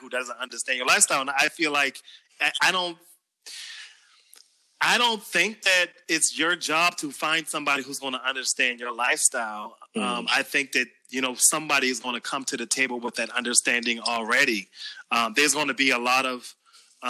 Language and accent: English; Charleston, South Carolina, United States; accent: Geechee; I am from Charleston, South Carolina.